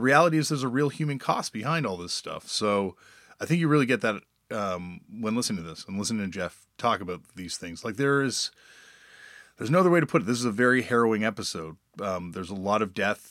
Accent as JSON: {"language": "English", "town": "Toronto", "region": "Ontario", "country": "Canada", "tie": "born or raised there", "said": "growing up in Toronto"}